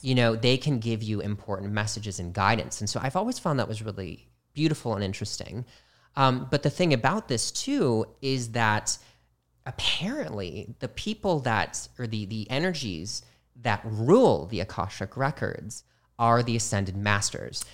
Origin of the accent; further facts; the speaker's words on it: Midwest, United States; moved away; I was from the Midwest